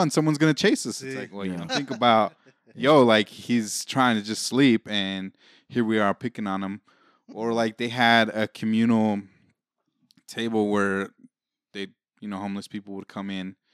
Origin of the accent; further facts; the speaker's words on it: Denver, Colorado, United States; Oh, here being growing up in Denver is uh, it's, it's those, it's one of those things that, man, it it pains me to see how it is now